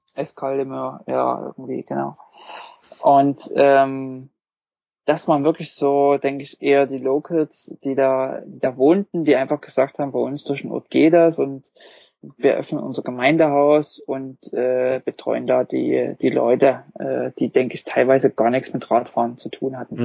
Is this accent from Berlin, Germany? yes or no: no; Wurzen, Saxony, Germany; moved away; also born or lived in Leipzig; ich komme eigentlich nicht aus Leipzig, sondern aus einem Kleinstadt, Wurzen